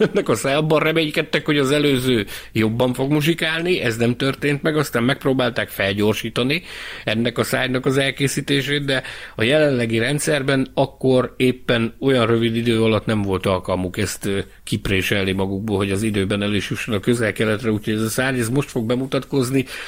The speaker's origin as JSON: {"language": "Hungarian", "country": "Hungary", "said": "én Magyarországról jöttem"}